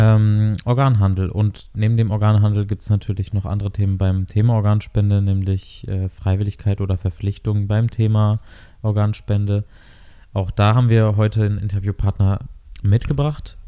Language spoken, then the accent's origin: German; Germany; wir als äh, Deutsche